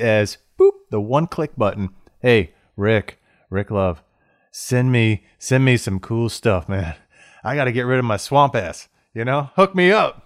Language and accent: English; Florida, United States; I grew up in Florida